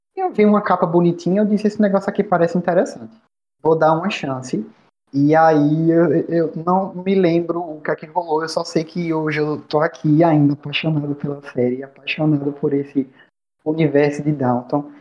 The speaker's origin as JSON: {"language": "Portuguese", "region": "Bahia", "country": "Brazil", "said": "eu sou da Bahia"}